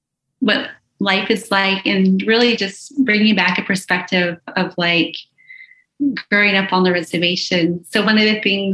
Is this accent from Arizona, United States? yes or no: yes; Arizona, United States; now in Kansas City, United States; I'm from the Navajo reservation from Arizona.